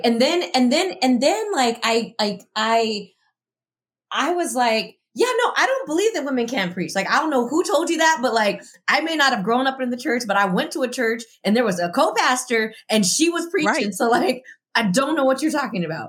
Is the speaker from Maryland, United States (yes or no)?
no; El Paso, Texas, United States; moved away as an adult; also born or lived in Southern California; now in Chicago, United States; I grew up in El Paso, Texas. It's a border city.